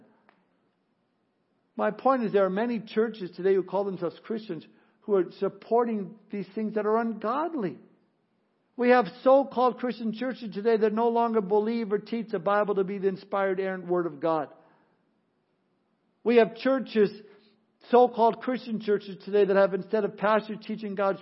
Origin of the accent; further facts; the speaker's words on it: Southern California, United States; I grew up in Southern California